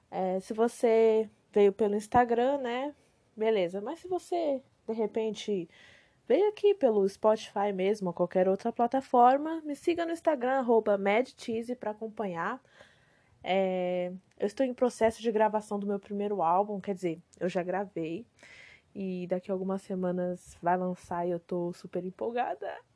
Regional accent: Macaíba, Rio Grande do Norte, Brazil; moved away; Eu nasci no Rio Grande do Norte, né, numa cidadezinha chamada Macaíba

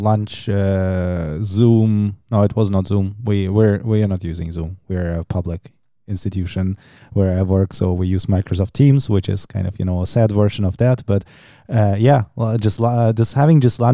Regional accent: Germany; moved away; where I grew up in Germany

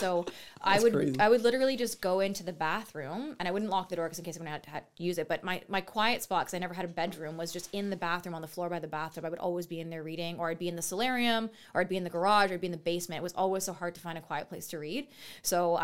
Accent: Trinidad & Tobago; now in Canada; I'm Trinidadian, and I was born in the middle of a coup was going on in the country

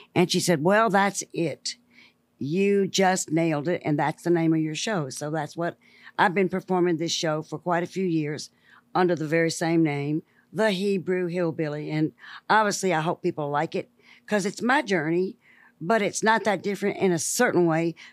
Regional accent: Memphis, Tennessee, United States; I was born and raised in the Mississippi Delta in Memphis, Tennessee

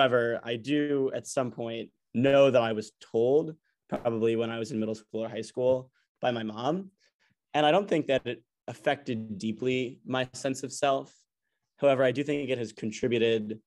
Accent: New York City, New York, United States; also born or lived in Atlanta, Georgia; I'm 19, I'm from New York City, born in Atlanta, Georgia

